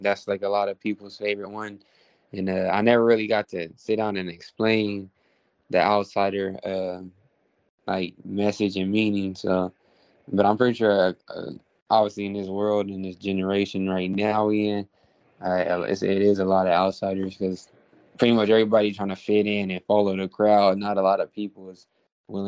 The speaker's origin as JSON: {"language": "English", "town": "Stockton", "region": "California", "country": "United States", "said": "I'm from Stockton. I'm from the West Coast"}